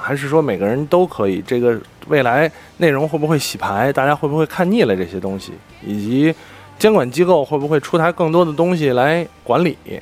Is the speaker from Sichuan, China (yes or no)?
no; Beijing, China; 因为我身为一个北京人，身边真的有太多北京朋友了